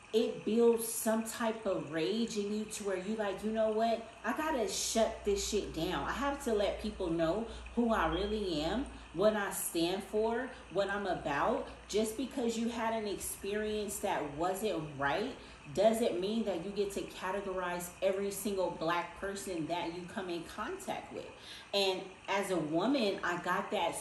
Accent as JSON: {"language": "English", "town": "Inglewood", "region": "California", "country": "United States", "tie": "born or raised there", "said": "I'm from Inglewood, California, okay? Grew up in Inglewood on 104th and Darby"}